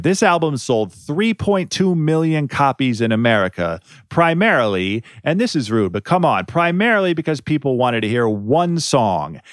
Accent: Ohio, United States; moved away; I'm from Ohio. We Ohioans got to stick together

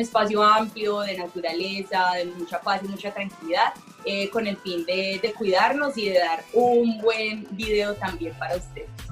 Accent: Colombia; como colombianos

